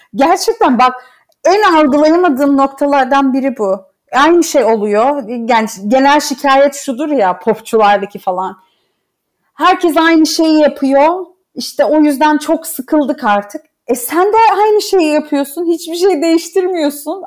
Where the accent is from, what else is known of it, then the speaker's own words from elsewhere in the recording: Laz, Black Sea Region, Turkey; moved away; biz e, Türküz ama Lazız.